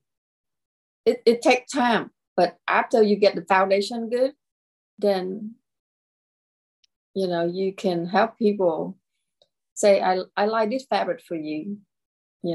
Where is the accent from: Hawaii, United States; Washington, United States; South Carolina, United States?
South Carolina, United States; Lexington; my hometown is Lexington, South Carolina, and I create and I live here